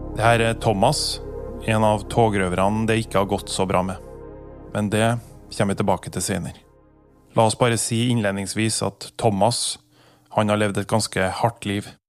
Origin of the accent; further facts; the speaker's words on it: Trondheim, Trøndelag, Norway; den plassen der jeg vokste opp på 90-tallet, Ranheim